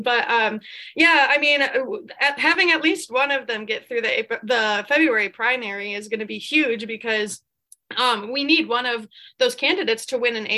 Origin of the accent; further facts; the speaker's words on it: Greenfield, Wisconsin, United States; moved away as an adult; now in Green Bay, United States; I live in Green Bay right now, but I'm not originally from Green Bay. I grew up in the Milwaukee area in Greenfield